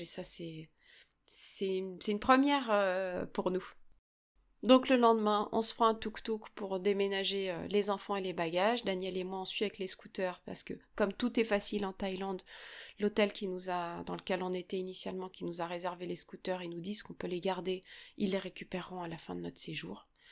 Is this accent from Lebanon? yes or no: no; France; chez nous en France